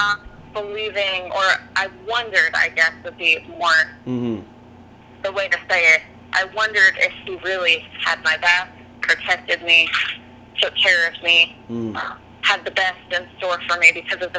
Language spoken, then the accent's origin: English; California, United States; moved away as an adult; now in Nashville, United States; I moved from California. I've been living in California my whole life, really.